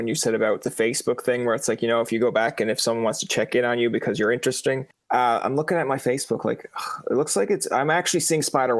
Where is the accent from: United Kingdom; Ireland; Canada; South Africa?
Canada; Newfoundland and Labrador; I'm from Newfoundland.